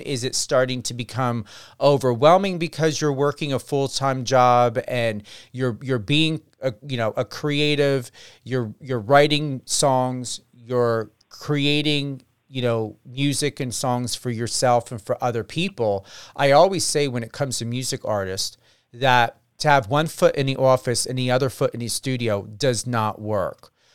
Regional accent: New Jersey, United States; I'm from New Jersey

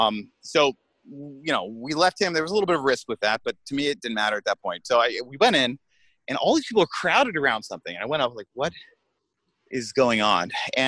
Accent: United States; because he's American. I'm American too. I just make us look bad.

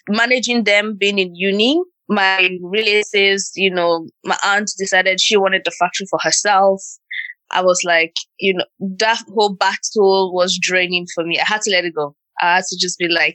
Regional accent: Okpe, Edo, Nigeria; moved away; I'm from Nigeria and I'm from Akoko Edo State in a small town called Okpe

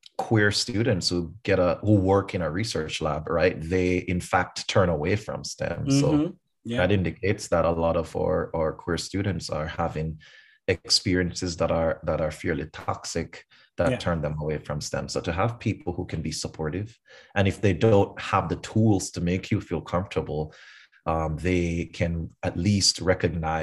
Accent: Kingston, Jamaica; moved away; I grew up in Kingston, Jamaica.

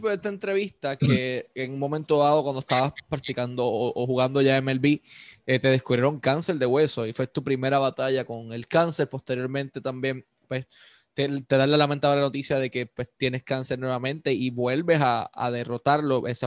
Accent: Ponce, Puerto Rico; Aquí, por lo menos en mi pueblo, en Ponce, aquí tiraban con pedazos de metal.

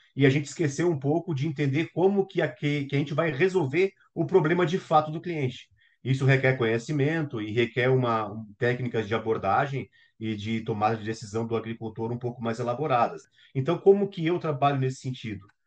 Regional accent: Brazil; enquanto brasileiros

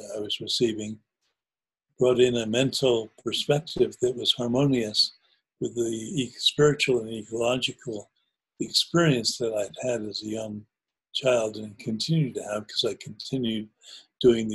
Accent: New Jersey, United States; I grew up in New Jersey part-time, and where I used to go and play as a kid is now a place called the Short Hills Mall

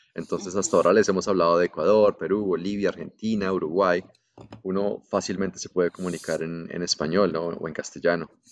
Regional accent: Colombia; moved away; also born or lived in Melbourne, Australia; soy de Colombia

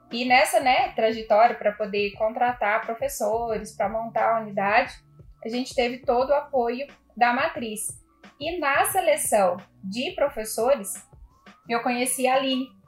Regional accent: Minas Gerais, Brazil; moved away as an adult; also born or lived in Rio Grande do Sul; now in Taubaté, Brazil; Eu tenho 45 anos. Há 16 anos eu sou advogada. Uma gaúcha que foi para Minas com 3 anos de, de idade e lá eu morei por mais de 40 anos.

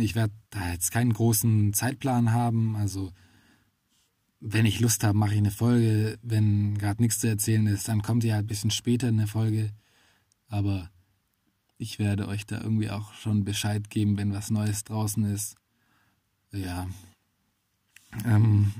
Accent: Swabia, Baden-Württemberg, Germany; als Schwabe

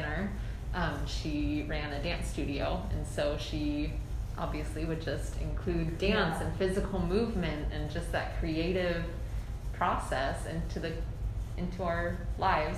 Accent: Tracy, California, United States; also born or lived in New York City; I grew up in Tracy, California

